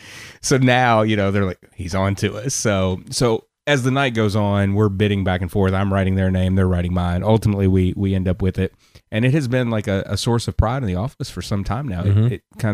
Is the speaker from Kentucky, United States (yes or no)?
yes; Kentucky, United States; also born or lived in Knoxville, Tennessee; I told them way North Tennessee instead of admitting that I was from Kentucky.